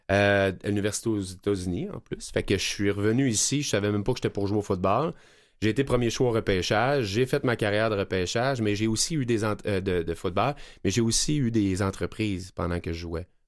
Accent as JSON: {"language": "French", "town": "Cowansville", "region": "Quebec", "country": "Canada", "said": "c'est une fondation qui est à Knowlton, en Bromissiquois, puis, puis je, viens de là, je viens de Coandiville."}